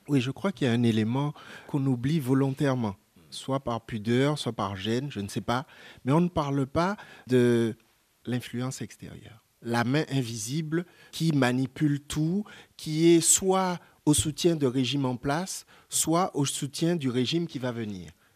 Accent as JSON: {"language": "French", "country": "France", "also_born_or_lived": "Martinique", "said": "en tant que Français"}